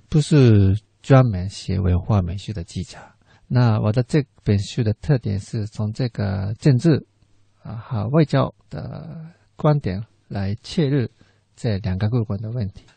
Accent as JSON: {"language": "Chinese", "country": "Japan", "also_born_or_lived": "Taipei / Beijing", "second_language": "Chinese", "moved": "as an adult", "said": "对我日本人来说"}